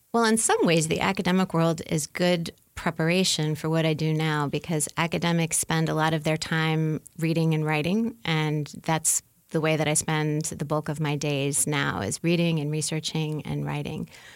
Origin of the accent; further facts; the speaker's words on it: New Orleans, Louisiana, United States; moved away as an adult; now in Indiana, United States; I'm from New Orleans